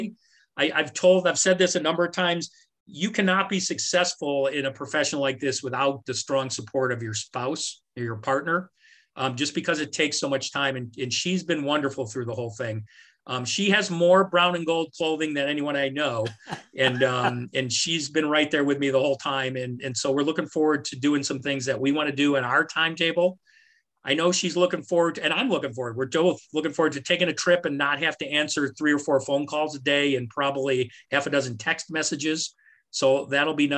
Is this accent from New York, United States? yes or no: yes; New York, United States; now in Valparaiso, United States; I'm from New York